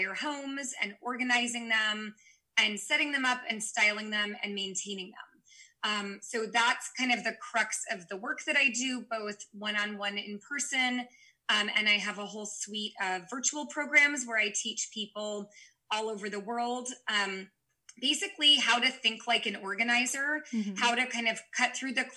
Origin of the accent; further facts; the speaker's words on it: San Francisco Bay Area, California, United States; I'm from the San Francisco Bay Area